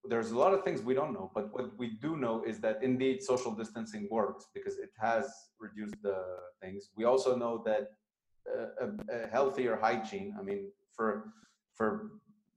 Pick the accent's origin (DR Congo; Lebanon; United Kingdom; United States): Lebanon; moved away; Lebanon, my home country